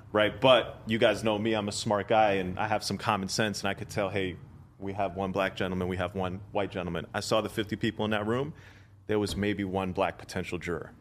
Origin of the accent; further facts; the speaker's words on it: India; I'm from India